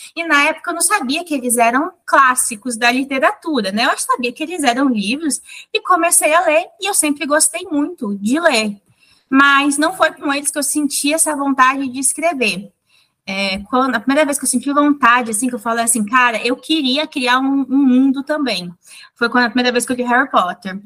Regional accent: Mato Grosso do Sul, Brazil; Mas eu sou do Mato Grosso do Sul, que é um estado, tipo, bem pequeno, rural

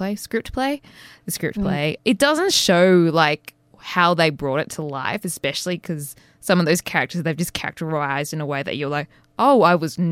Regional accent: Sydney, New South Wales, Australia; I'm from Sydney

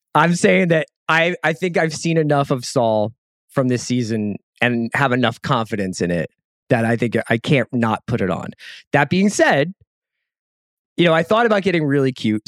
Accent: United States; I am American.

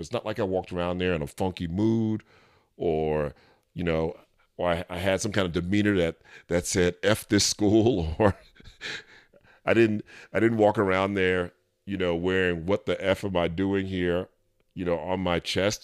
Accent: New York City, New York, United States; moved away; I'm from New York City, and though I haven't lived there in a long time

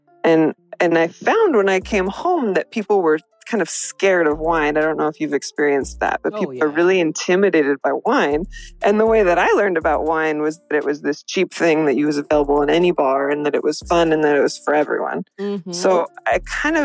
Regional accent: Washington, United States; also born or lived in Northern Spain; I'm from Washington State and I live in Seattle right now.

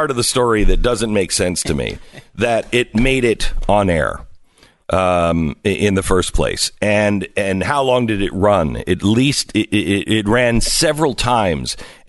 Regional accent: Seattle, Washington, United States; And look, I grew up in Seattle.

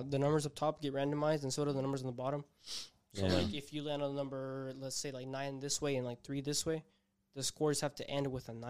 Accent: Kansas, United States; now in Texas, United States; No, I'm from Kansas.

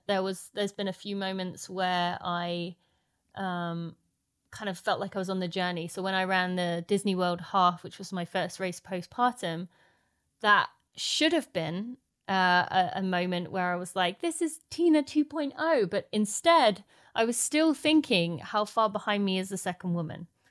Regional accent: St Albans, East of England, United Kingdom; my hometown in Saint Albans

